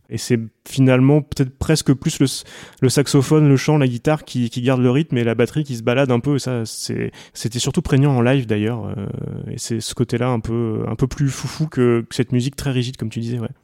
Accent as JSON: {"language": "French", "town": "Coutances", "region": "Normandy", "country": "France", "tie": "born or raised there", "said": "J'ai grandi à Coutances"}